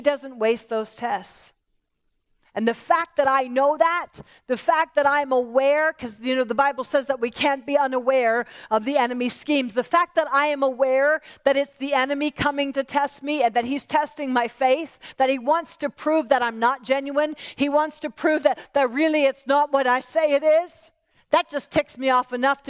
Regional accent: Pennsylvania, United States; moved away; I'm from Pennsylvania originally, and we have a lot of Mennonite and Amish in my hometown

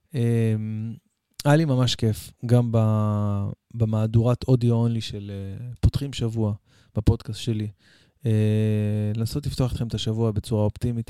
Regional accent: Israel

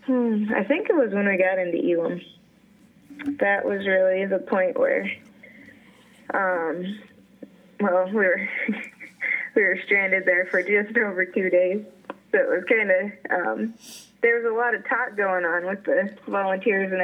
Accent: Newark, Ohio, United States; I was born and raised in Central Ohio, over in Newark

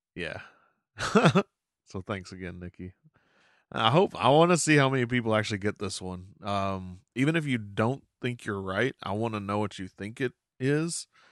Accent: Arkansas, United States; moved away; my home state of Arkansas, we didn't have one of these

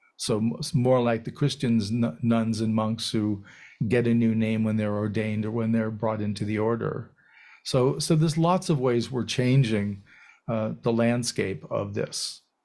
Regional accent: United States; being raised as an American

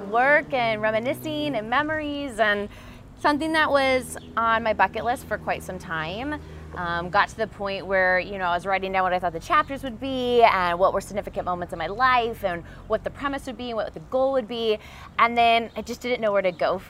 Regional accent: Southern California, United States; also born or lived in Ann Arbor, Michigan; This is the first one really outside of my hometown

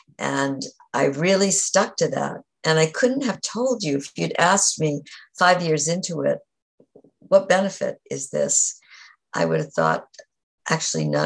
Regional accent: New England, United States; I grew up in New England

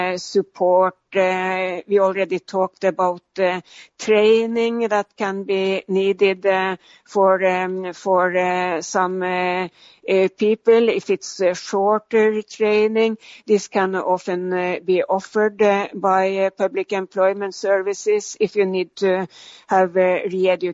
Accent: Norway; moved away; my home country, Norway

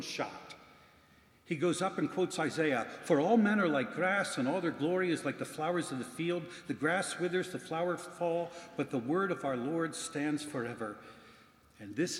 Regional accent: Philadelphia, Pennsylvania, United States; my hometown of Philadelphia

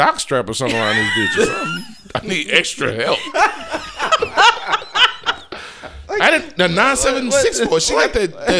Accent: Houston, Texas, United States; I'm from Cashmere Gardens. I know. I know where the Hester house is at.

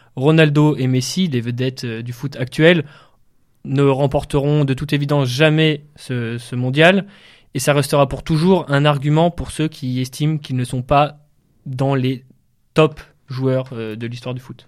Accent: the Nord, Hauts-de-France, France; j'ai grandi un peu dans le Nord

